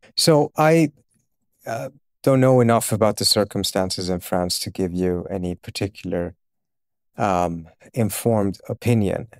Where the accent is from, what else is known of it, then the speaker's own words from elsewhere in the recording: Uppsala, Uppsala County, Sweden; also born or lived in Iran; I was born in Iran, uh, and my family, we moved, uh, against our will, uh, at, uh, end of nineteen seventy-eight to Sweden